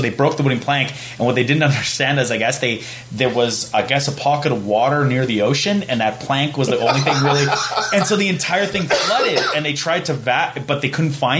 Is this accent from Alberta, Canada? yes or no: yes; Fort McMurray, Alberta, Canada; also born or lived in Edmonton; I remember growing up in Fort McMurray